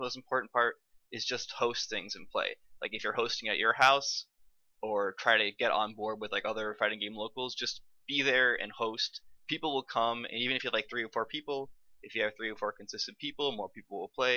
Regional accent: East Coast, United States; now in Arizona, United States; I was born on the East Coast, but I live in Arizona

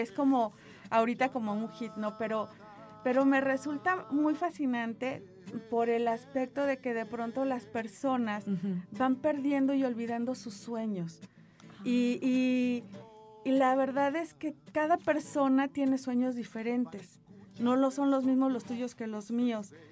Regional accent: Tampico, Tamaulipas, Mexico; moved away; Yo ya soy de Tampico

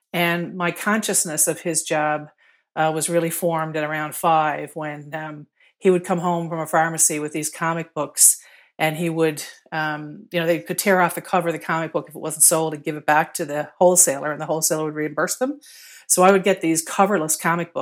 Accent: Stephenville, Newfoundland and Labrador, Canada; also born or lived in Fermeuse; now in St. John's, Canada; I was born on the West Coast of the island, and spent my younger years growing up in Quonset Brook and Stephenville

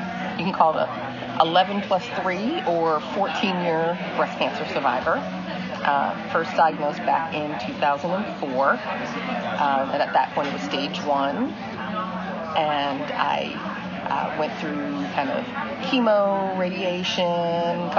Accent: New York, United States; moved away as an adult; also born or lived in Florida / Texas; now in North Carolina, United States; I'm originally from New York, moved down to North Carolina 30-some-odd years ago to go to school and kind of never really left

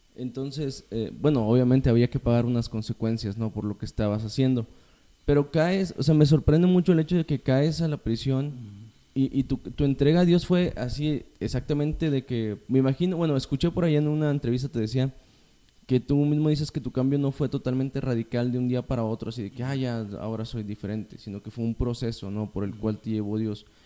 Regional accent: General Escobedo, Nuevo León, Mexico; yo crecí, pues, en Escobedo

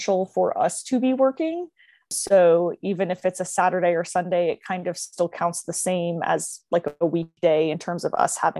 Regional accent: Maryland, United States; moved away; I'm from Maryland originally

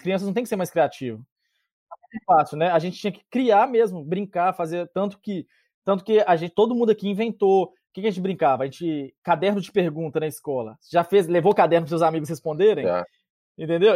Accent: interior of Minas Gerais, Brazil; now in Canada; eu e o Júnior, nós somos do interior de Minas

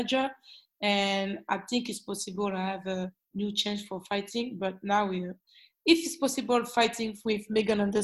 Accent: Lyon, Auvergne-Rhône-Alpes, France; English is a second language; I'm from Lyon

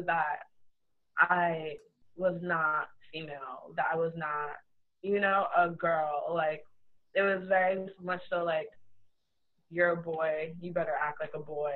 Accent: Trinidad & Tobago; So I'm Trinidadian, my mom's Trinidadian, my dad is Trini

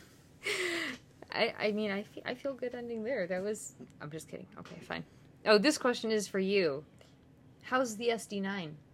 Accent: United States; being an American

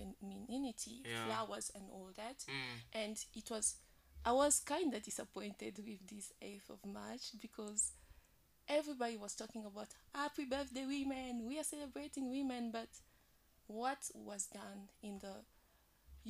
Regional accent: DR Congo; I'm from Congo, the Democratic Republic.

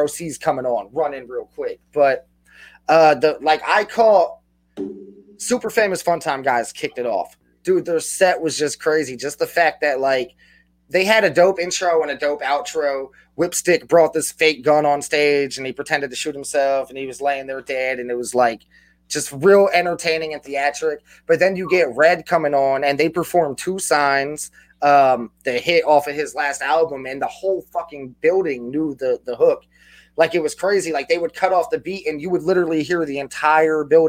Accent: New Jersey, United States; I'm from New Jersey. I'm real close to New York

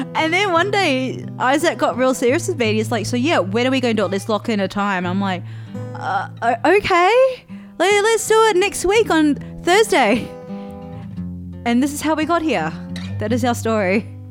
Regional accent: New Zealand; moved away; also born or lived in Adelaide, Australia; growing up in New Zealand

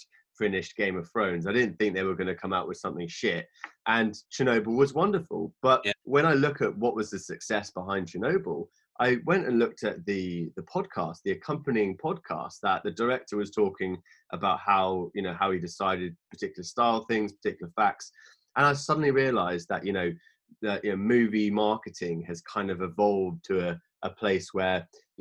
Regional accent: Southampton, South East England, United Kingdom; moved away; I'm from Southampton originally

